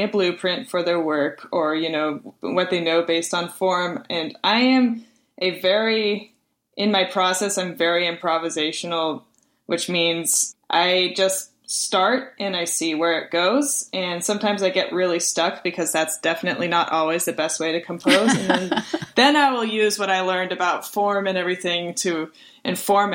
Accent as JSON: {"language": "English", "town": "Springfield", "region": "Missouri", "country": "United States", "tie": "born or raised there", "also_born_or_lived": "Texas", "said": "I was born in Texas, but I was raised in Springfield, Missouri."}